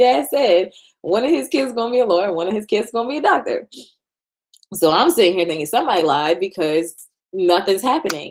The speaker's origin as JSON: {"language": "English", "region": "New York", "country": "United States", "said": "we're from New York"}